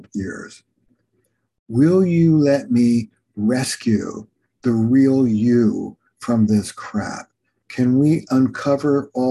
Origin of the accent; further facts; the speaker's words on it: Camden, New Jersey, United States; I grew up in Camden, New Jersey